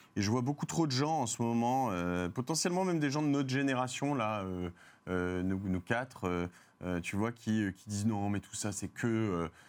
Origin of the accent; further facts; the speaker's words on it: France; je suis français